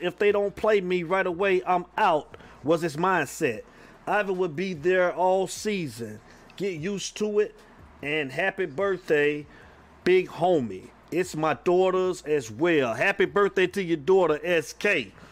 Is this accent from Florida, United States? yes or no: yes; Avon Park, Florida, United States; from my hometown, Avon Park, Florida